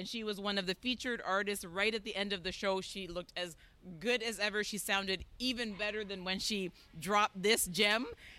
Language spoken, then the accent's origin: English; Jamaica; I'm a Jamaican. I'm a Jamaican.